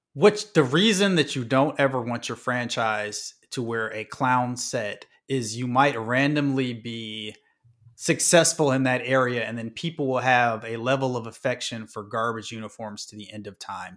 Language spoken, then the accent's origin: English; Midwest, United States; I'm from the Midwest